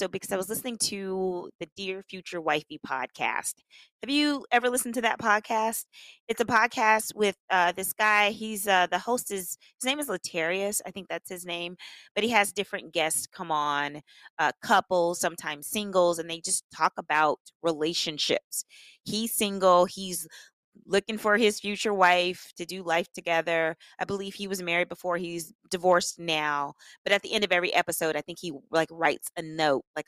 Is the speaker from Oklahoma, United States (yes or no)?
yes; Tulsa, Oklahoma, United States; moved away as an adult; now in Los Angeles, United States; I'm from Tulsa, Oklahoma. I moved out of Tulsa when I was 19 because I wanted to come